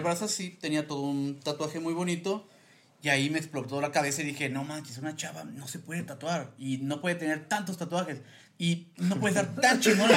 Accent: Yucatán, Mexico; moved away as an adult; also born or lived in Mérida; now in Mexico City, Mexico; Soy yucateco, soy yucateco de coraza. Pero ya viviendo aquí tengo unos seis años.

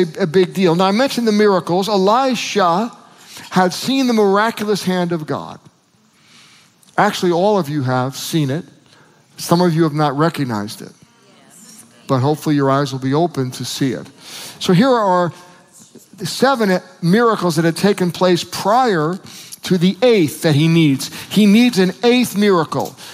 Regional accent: United States

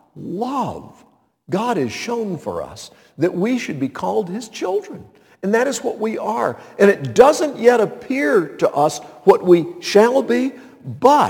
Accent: Montreat, North Carolina, United States; where I grew up, Montreat

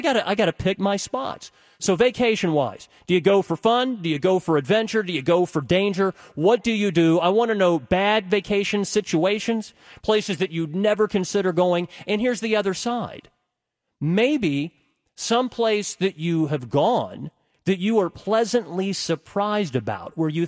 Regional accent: United States; I'm an American

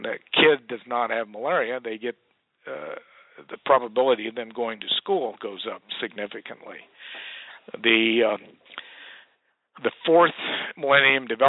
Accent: United States; we as American citizens

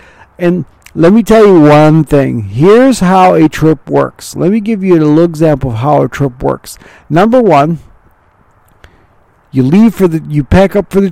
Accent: Mount Clemens, Michigan, United States; also born or lived in Ravenna, Ohio; I was born in Mount Clemens, Michigan

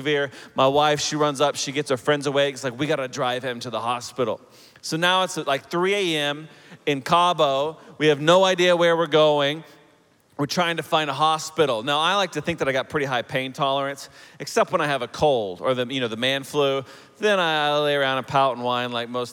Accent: Oklahoma City, Oklahoma, United States; also born or lived in Chicago area / Denver area; now in Denver, United States; I'm originally from Oklahoma. I grew up in Oklahoma City

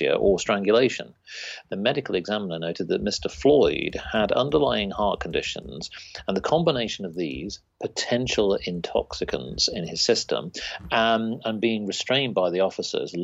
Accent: United Kingdom; we're just British people

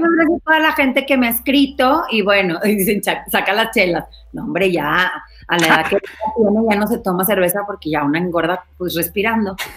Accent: Monterrey, Nuevo León, Mexico; Yo soy de Monterrey, allá en Monterrey

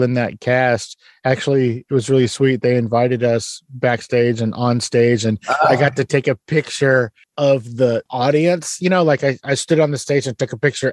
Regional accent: Texas, United States; I'm a Texan. I grew up poor and in a trailer.

